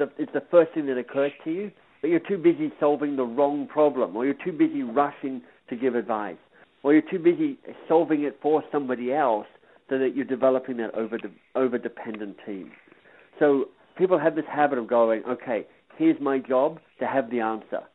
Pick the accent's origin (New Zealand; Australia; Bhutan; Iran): Australia; also born or lived in England / Boston, United States; now in Toronto, Canada; I'm Australian by birth. I lived and worked in England for a while. I lived in the States and Boston for a while.